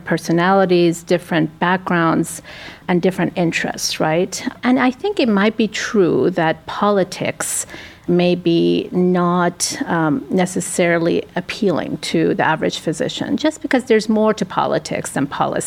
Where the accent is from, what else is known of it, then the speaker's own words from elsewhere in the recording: United States; I consider the U.S. my home country.